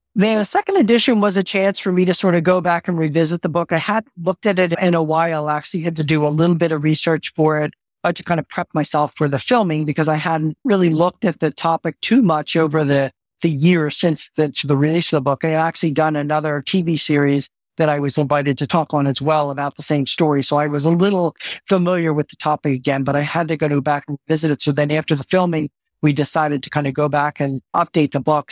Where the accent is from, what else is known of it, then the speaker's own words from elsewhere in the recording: San Francisco, California, United States; I am from San Francisco. I base myself in San Francisco.